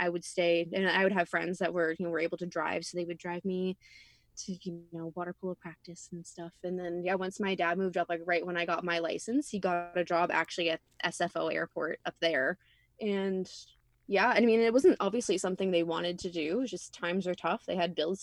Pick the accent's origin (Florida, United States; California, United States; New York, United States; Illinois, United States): California, United States; Riverside; moved away as an adult; also born or lived in Canada / New Brunswick, Canada; now in California, United States; I grew up in Riverside, where I went to high school